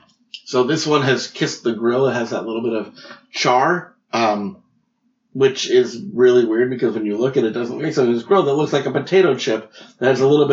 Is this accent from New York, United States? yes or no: yes; New York, United States; I grew up in New York.